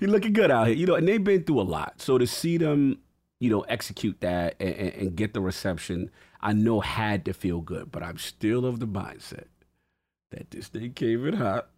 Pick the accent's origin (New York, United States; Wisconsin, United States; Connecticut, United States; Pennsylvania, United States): New York, United States; as a New Yorker